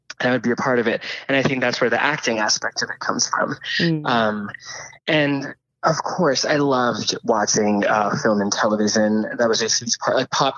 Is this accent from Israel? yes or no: no; India; I grew up in India, as I said, and pop music and listening to music was always sort of an escape for me.